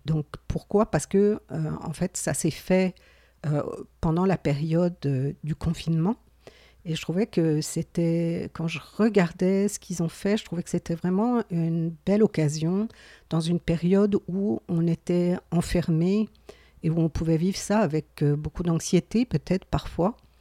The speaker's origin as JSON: {"language": "French", "area": "Gaspésie", "region": "Quebec", "country": "Canada", "accent": "Gaspésie", "said": "mon accent de la Gaspésie"}